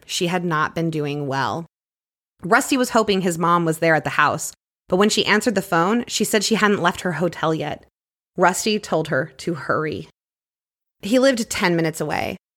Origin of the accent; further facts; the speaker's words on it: Clear Lake, Texas, United States; my hometown murders, The Women of Clear Lake Who Snapped